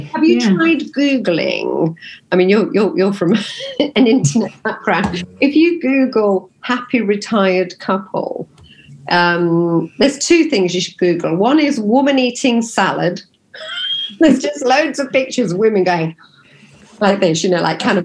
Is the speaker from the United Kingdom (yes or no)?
yes; Nottingham, East Midlands, United Kingdom; I'm from Nottingham